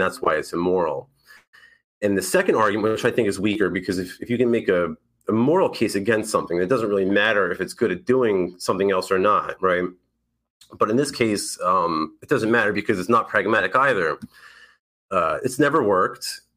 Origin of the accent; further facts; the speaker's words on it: New York, United States; moved away as an adult; now in Florida, United States; I'm from New York